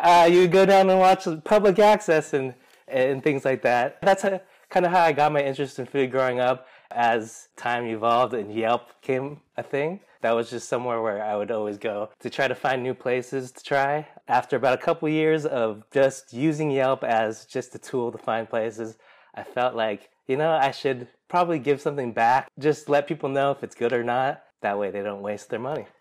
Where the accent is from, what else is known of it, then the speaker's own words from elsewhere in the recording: Seattle, Washington, United States; We grew up here in Seattle